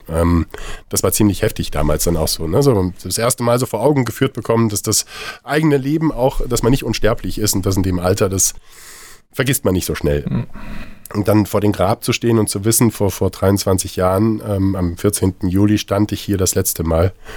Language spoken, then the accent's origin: German; Saarland, Germany; moved away; also born or lived in Marburg; ich komme ja gebürtig aus dem Saarland